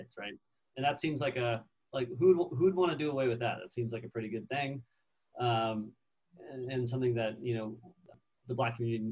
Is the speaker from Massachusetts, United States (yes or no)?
yes; Massachusetts, United States; I grew up in Massachusetts